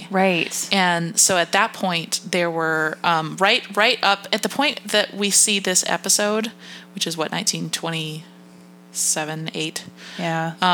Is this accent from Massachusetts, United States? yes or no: yes; Massachusetts, United States; born or raised there